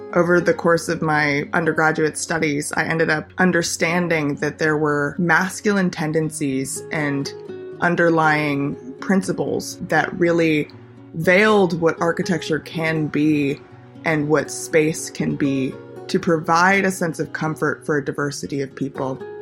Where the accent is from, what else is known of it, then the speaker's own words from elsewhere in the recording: Los Angeles, California, United States; moved away as an adult; also born or lived in Pittsburgh; now in New York City, United States; Growing up in Los Angeles, I've always been surrounded by stereotypes, norms